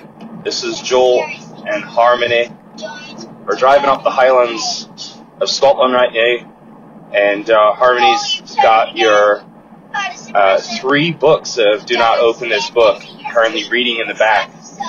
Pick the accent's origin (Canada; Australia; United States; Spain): Australia; That's because I'm Australian too.